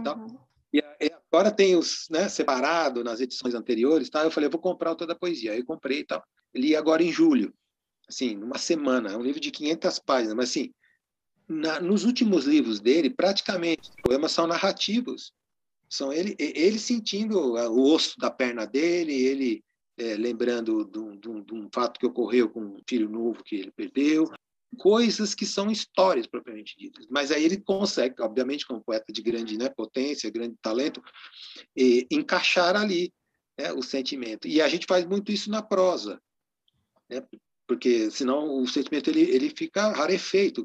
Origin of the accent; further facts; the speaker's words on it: Cravis, interior of São Paulo, Brazil; Lá na cidade onde eu nasci, em Cravis, no interior de São Paulo